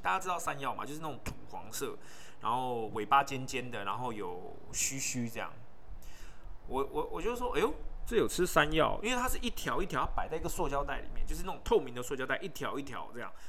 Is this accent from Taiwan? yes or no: yes; Taipei, Taiwan; 我自己在台北，我是台北人